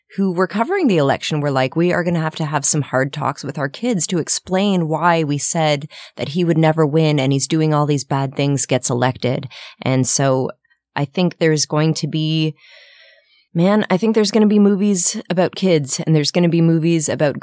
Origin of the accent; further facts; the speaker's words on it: Ottawa, Ontario, Canada; moved away; I went home to my hometown of Ottawa